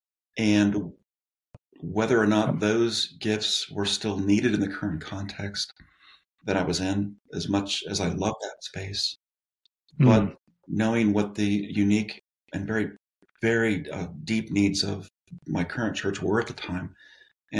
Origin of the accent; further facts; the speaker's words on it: Southern California, United States; moved away as an adult; also born or lived in San Diego; now in Denver, United States; was born and raised in Southern California